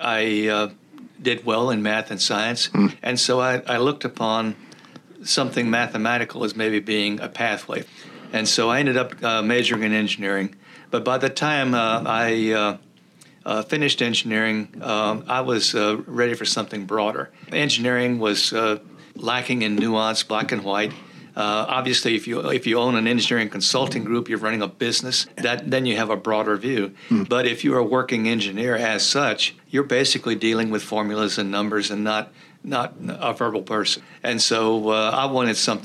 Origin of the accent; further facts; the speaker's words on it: rural Texas, United States; first language Czech; English is a second language; I grew up on a farm in rural Texas. We were part of a Czech immigrant community, and most of our neighbors and friends spoke Czech